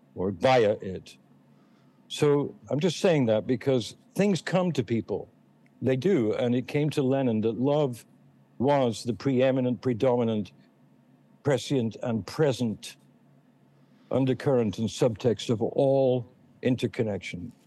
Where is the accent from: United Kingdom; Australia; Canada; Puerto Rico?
United Kingdom; England; moved away; also born or lived in Boston; I'm English